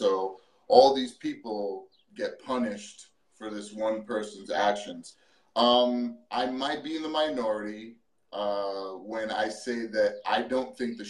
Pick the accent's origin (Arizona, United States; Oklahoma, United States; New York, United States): New York, United States; New York City; I live in New York City. I grew up in New York.